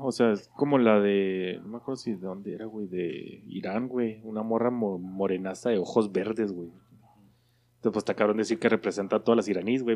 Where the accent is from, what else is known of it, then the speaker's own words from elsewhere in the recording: Mexico; somos los mexicanos